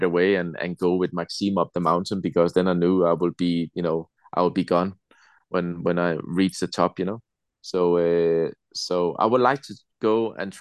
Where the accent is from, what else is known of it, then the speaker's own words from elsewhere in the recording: Denmark; also born or lived in Alicante, Spain; now in Spain; we have Danish Christmas